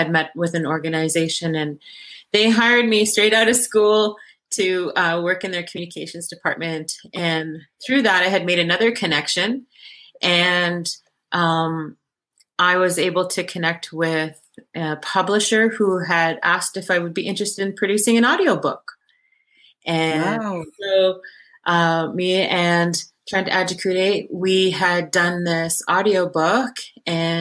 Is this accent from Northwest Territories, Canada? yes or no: yes; Inuvik, Northwest Territories, Canada; I grew up in the Mad Trapper in Inuvik